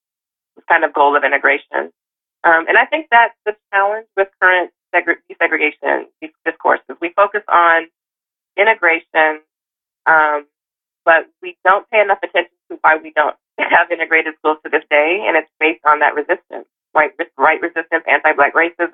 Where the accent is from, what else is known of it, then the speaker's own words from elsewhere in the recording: Las Vegas, Nevada, United States; I'm from Las Vegas, Nevada